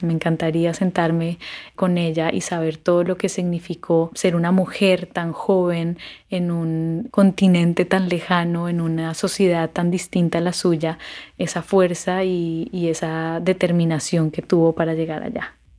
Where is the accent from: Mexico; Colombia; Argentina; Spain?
Colombia; soy colombiana